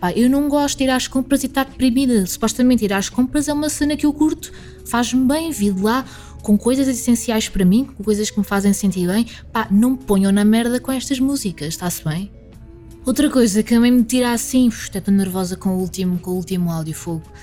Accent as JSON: {"language": "Portuguese", "region": "Alentejo", "country": "Portugal", "also_born_or_lived": "Covilhã", "lives_now": "Lisbon, Portugal", "said": "Eu, nunca, eu sou do Alentejo, mas eu nunca tive sotaque alentejano às vezes posso arranhar uma palavra ou outra"}